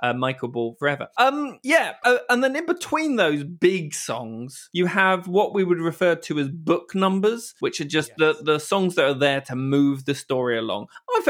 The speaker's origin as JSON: {"language": "English", "country": "United Kingdom", "said": "I'm British again"}